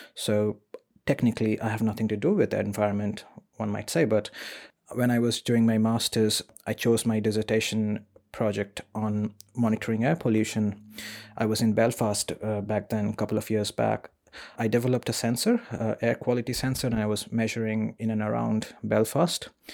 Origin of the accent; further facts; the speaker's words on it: India; moved away as an adult; now in Sheffield, United Kingdom; I was born in India